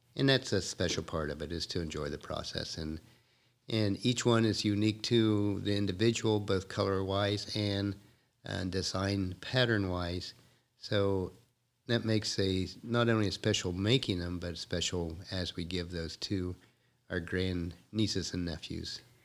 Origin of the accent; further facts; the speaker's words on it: Ohio, United States; I was raised in more on the East Coast and was born and raised in Ohio